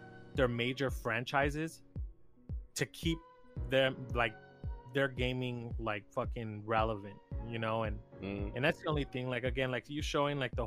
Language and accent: English; Texas, United States; I'm from Texas, and it's rare that I ever use like the term y'all or like have that like Texan accent